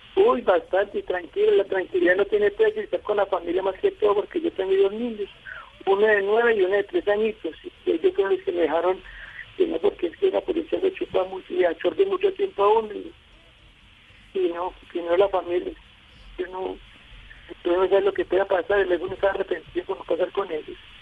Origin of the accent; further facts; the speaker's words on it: La Dorada, Caldas, Colombia; also born or lived in Manizales; now in Pácora, Colombia; Yo realmente no soy de Pácora, yo soy de la Dorada Cádiz